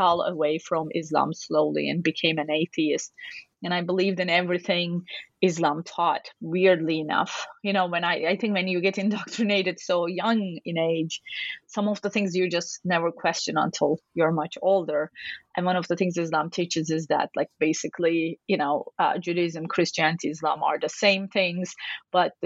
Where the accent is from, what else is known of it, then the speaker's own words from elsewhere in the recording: Turkey; moved away; I grew up in Turkey, which is a predominantly Muslim country